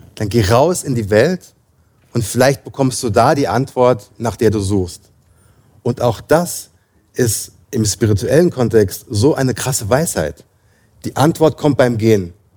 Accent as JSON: {"language": "German", "area": "near Frankfurt", "region": "Hesse", "country": "Germany", "also_born_or_lived": "London", "moved": "as an adult", "said": "ich komme aus der Nähe von Frankfurt"}